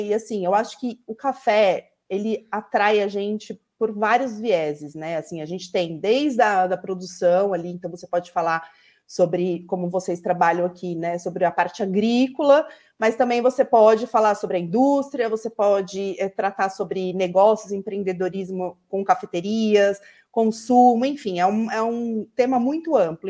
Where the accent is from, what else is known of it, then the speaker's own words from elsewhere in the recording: São Paulo, Brazil; accent: urban São Paulo; eu estou no urbano em São Paulo, pelo meu sotaque, todo mundo já, já percebe